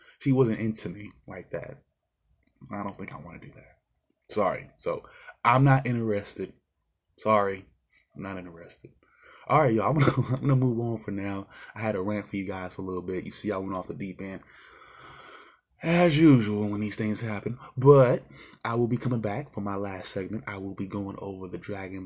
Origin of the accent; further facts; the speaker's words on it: United States; we, of course, as the American fans